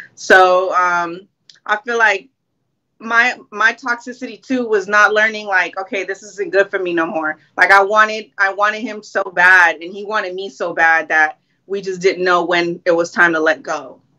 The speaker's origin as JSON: {"language": "English", "town": "Long Beach", "region": "California", "country": "United States", "said": "I'm from LBC, Long Beach, Cali"}